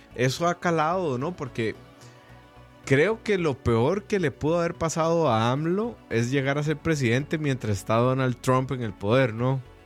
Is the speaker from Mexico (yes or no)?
no; Costa Rica; solo porque éramos ticos